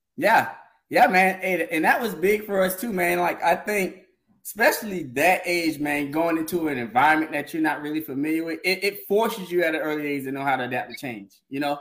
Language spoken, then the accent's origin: English; Orangeburg, South Carolina, United States; moved away as an adult; also born or lived in Bowman; now in Charlotte, United States; I'm from Orangeburg. Uh, Bowman as well.